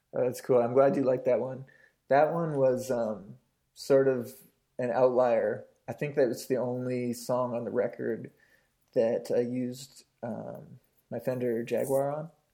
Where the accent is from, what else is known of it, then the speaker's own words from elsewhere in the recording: British Columbia, Canada; growing up in Canada